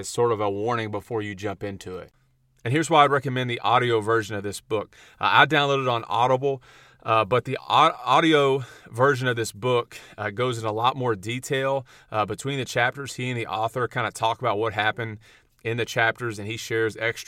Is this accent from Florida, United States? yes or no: no; Huntsville, Texas, United States; I'm from Huntsville